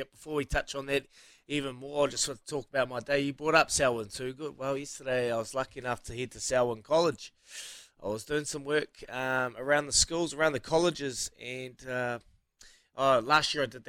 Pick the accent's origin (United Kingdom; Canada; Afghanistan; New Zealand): New Zealand; Hawke's Bay; now in Christchurch, New Zealand; my hometown, Hawke's Bay